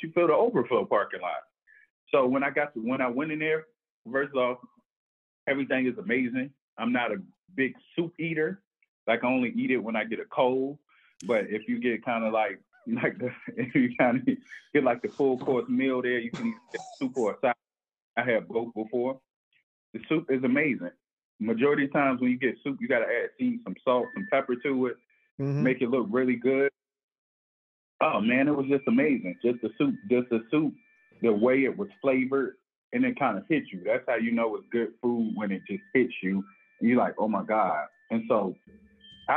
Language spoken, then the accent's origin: English; New York, United States; moved away; also born or lived in down south (lived with grandmother); I'm from New York